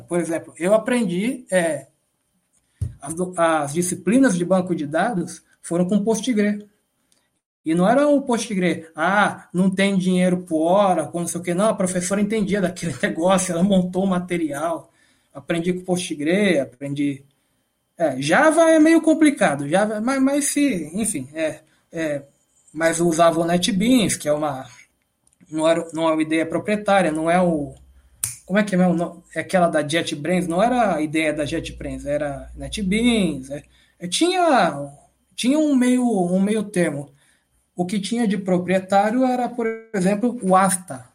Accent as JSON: {"language": "Portuguese", "region": "São Paulo", "country": "Brazil", "tie": "born or raised there", "said": "Eu estudei num colégio público aqui de São Paulo"}